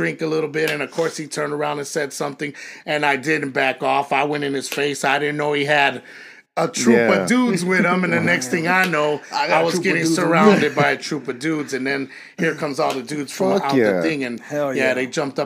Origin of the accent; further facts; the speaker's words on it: Chicago, Illinois, United States; moved away as an adult; also born or lived in Las Vegas, Nevada / California; I loved growing up in Chicago, but I mean, it was crazy. I grew up in a bad area